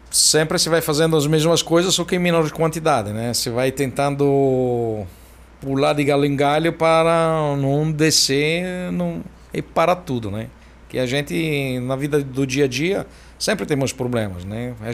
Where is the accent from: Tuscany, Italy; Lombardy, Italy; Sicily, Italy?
Tuscany, Italy; Florence; Portuguese is a second language; moved away as an adult; also born or lived in Tokyo, Japan; now in Brazil; Eu nasci na Toscana, em Florença.